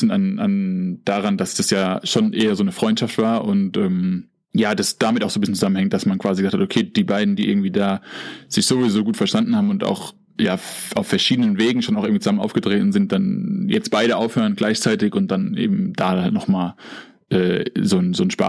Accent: Bavaria, Germany; ich bin jetzt zumindest irgendwie auf dem Ausweis auch als Bayer ausgewiesen und ähm, wir sind jetzt hier wieder in Bayern

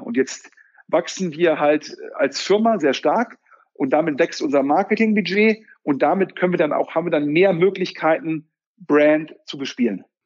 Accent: Düsseldorf, North Rhine-Westphalia, Germany; als Düsseldorfer

